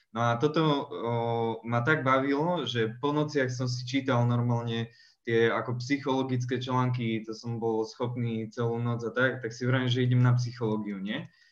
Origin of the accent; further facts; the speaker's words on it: Žilina, Žilina Region, Slovakia; u nás v Žiline